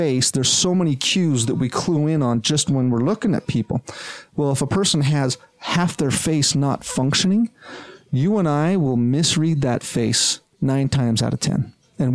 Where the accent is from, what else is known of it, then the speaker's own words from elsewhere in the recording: Provo, Utah, United States; also born or lived in Iowa / Rochester, Minnesota; I'm a native of this land. I was born and raised down in Provo.